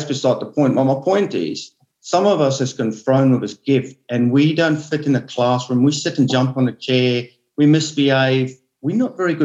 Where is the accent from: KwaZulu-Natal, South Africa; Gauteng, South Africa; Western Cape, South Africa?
Western Cape, South Africa; Onrus River; as a kid, I grew up in Honoris River